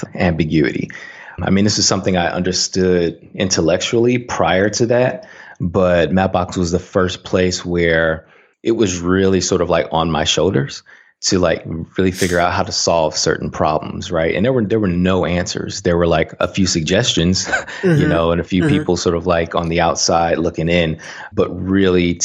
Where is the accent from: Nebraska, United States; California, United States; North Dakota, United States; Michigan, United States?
Michigan, United States; Saginaw; moved away as an adult; also born or lived in Tuskegee, Alabama; I grew up in a small town in mid-Michigan called Saginaw, Michigan